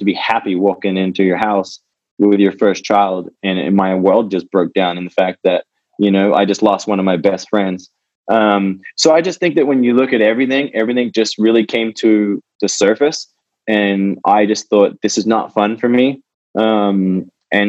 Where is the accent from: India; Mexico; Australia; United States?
Australia; born or raised there; moved away as an adult